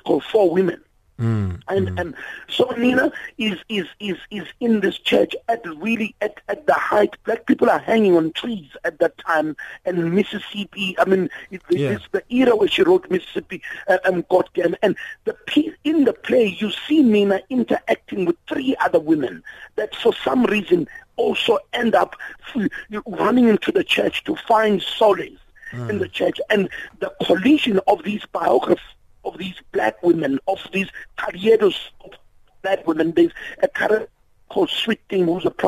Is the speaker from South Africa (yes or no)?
yes; South Africa; as South Africans